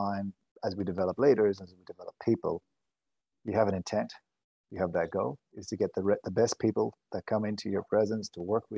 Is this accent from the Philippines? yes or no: no; Ireland; moved away; I'm Irish.